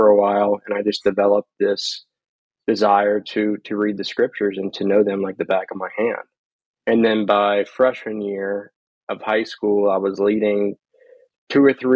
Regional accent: Slidell, Louisiana, United States; I'm originally from Slidell, Louisiana, which is a town about

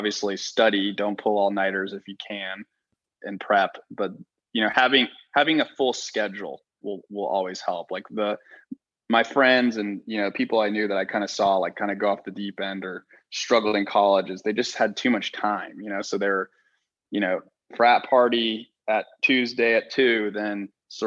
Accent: Texas, United States; I grew up in Texas

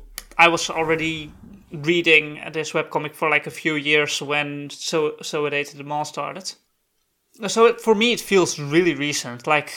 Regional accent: California, United States; I'm from California.

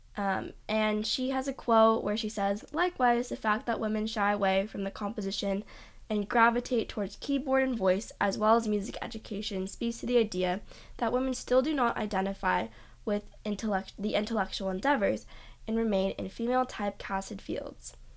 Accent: Los Angeles, California, United States; moved away; I come from Los Angeles, which is incredibly diverse city, and all the music scenes I've been a part of in L A have always been diverse

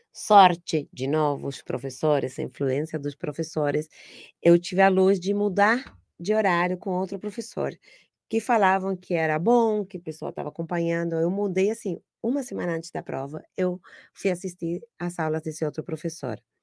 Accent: Argentina; Portuguese is a second language; moved away as an adult; now in Brazil; eu sou argentina

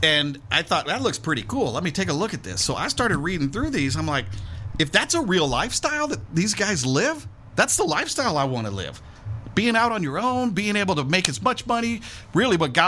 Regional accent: St. Louis, Missouri, United States; moved away; I grew up in the Midwest, just outside of St. Louis, Missouri.

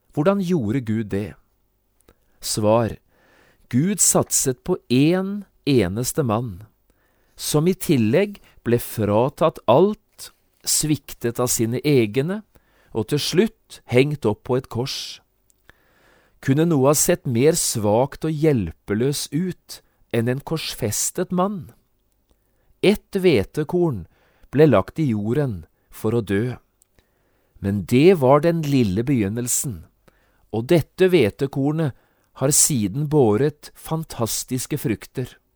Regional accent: Notodden, Vestfold og Telemark, Norway; da jeg vokste opp hjemme på Notodden

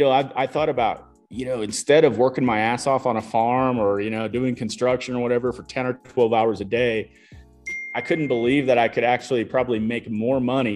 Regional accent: Illinois, United States; moved away as an adult; also born or lived in Colorado Springs, Colorado; now in Denver, United States; growing up there in a kind of a rural farm town

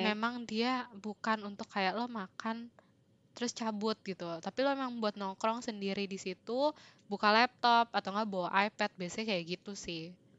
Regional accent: Greater Jakarta, Indonesia; gua dari Greater Jakarta area ini

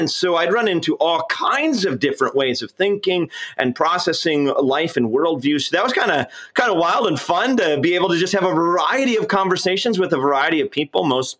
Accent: Burlington, North Dakota, United States; moved away as an adult; I grew up in Burlington, the Dalla area.

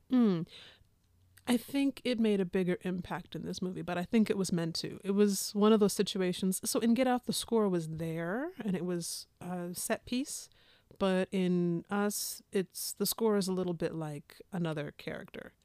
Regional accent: the West, United States; I'm from the West

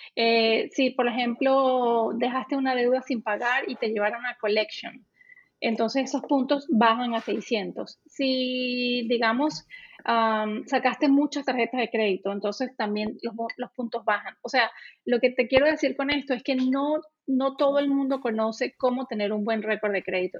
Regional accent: Venezuela; moved away as an adult; now in Canada; yo soy venezolana

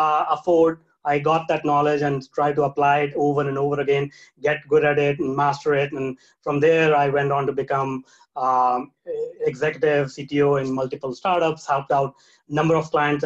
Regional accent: India; moved away; I was born in India. So I was raised, brought up in a very small town in India with very limited opportunities

